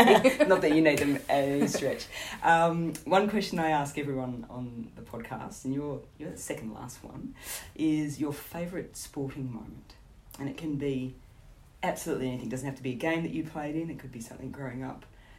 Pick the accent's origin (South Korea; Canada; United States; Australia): Australia; as an Australian, and I've been lucky enough to go to South Africa numerous times